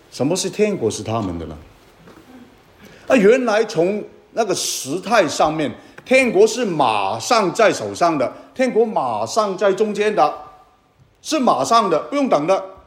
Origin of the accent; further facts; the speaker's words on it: Guangdong, China; 我是广东人